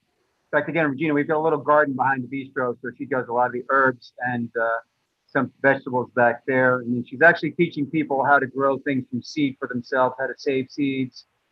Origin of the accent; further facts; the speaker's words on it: Levittown, New York, United States; In fact, I grew up in Levittown. The street I grew up in was Russet Lane.